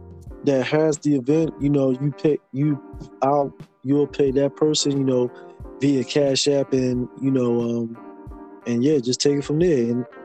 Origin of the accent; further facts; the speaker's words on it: Philadelphia, Pennsylvania, United States; moved away; living in Philly, born and raised there.